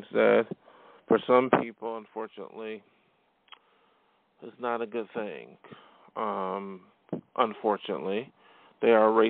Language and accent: English; Buffalo, New York, United States; now in Los Angeles, United States; I came from Buffalo, New York, and that's my hometown, and I was in New York City. I moved on, and I'm now in L.A.